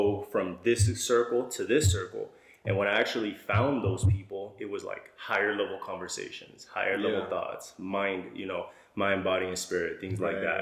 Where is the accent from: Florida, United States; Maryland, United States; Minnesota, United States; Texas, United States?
Texas, United States; El Paso; I'm actually from El Paso, Texas. I live here